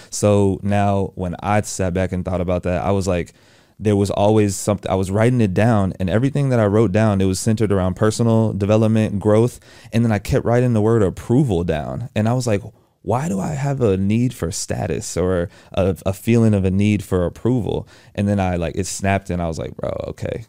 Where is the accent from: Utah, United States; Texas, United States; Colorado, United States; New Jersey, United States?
Texas, United States; Houston; moved away as an adult; now in Atlanta, United States; I'm from Houston, Texas, born and raised.